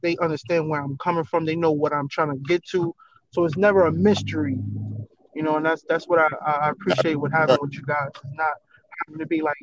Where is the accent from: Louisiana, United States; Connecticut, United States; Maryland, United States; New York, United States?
New York, United States; moved away; I'm from New York, because I haven't lived in New York in a long time